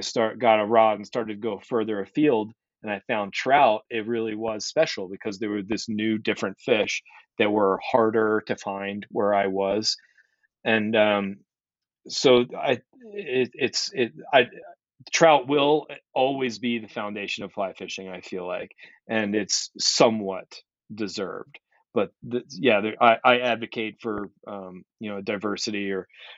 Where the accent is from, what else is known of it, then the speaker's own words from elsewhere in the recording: Maryland, United States; I grew up in Maryland, mid-Atlantic